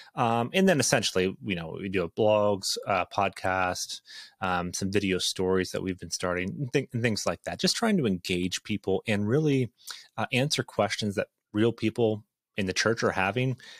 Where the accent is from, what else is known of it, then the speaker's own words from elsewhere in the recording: Ontario, Canada; now in Idaho, United States; I grew up in a small town, uh, about eight hours north of Toronto